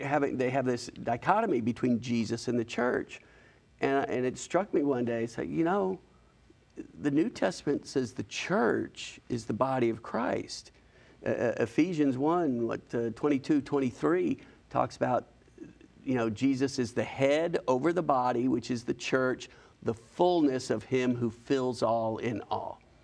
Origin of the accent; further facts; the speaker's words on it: Huntsville, Alabama, United States; now in Birmingham, United States; I'm from Huntsville